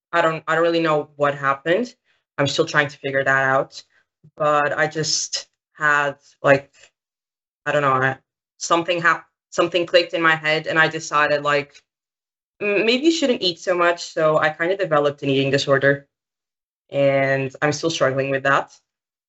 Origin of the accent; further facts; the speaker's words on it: Portugal; I'm 16. I'm from Portugal.